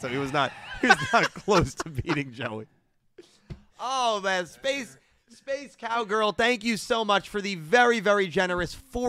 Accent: United States; Well, I am an American.

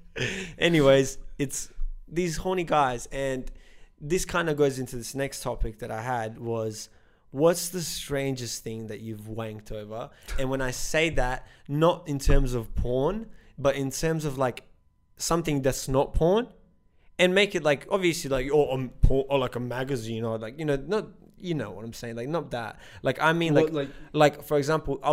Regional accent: Serbia; moved away; Growing up in Serbia

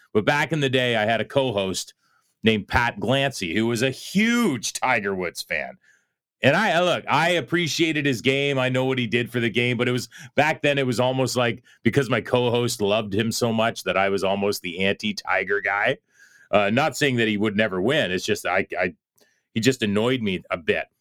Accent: Canada; As a Canadian

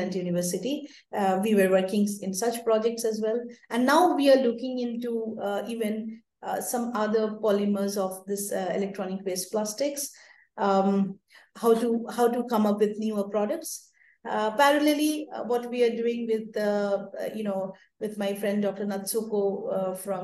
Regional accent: India; especially in my hometown. Or all over India

